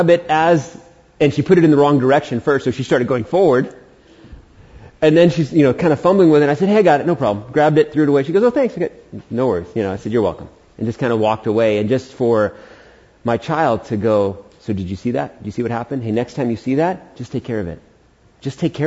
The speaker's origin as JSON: {"language": "English", "town": "New York City", "region": "New York", "country": "United States", "tie": "born or raised there", "also_born_or_lived": "Prescott, Arizona", "moved": "as an adult", "lives_now": "Humboldt County, United States", "said": "I was born in Queens, New York"}